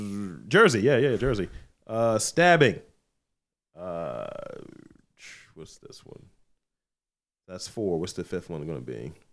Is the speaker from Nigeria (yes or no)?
no; United Kingdom; Of course, being British, we are much more likely to have a bit of a giggle and a blush.